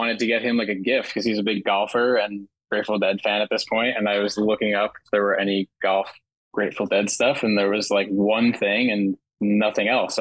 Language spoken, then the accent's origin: English; Jersey Shore, New Jersey, United States; living at the Jersey Shore